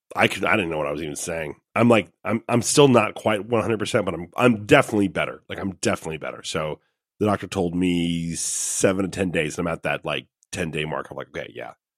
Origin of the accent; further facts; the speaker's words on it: Ohio, United States; I'm from Ohio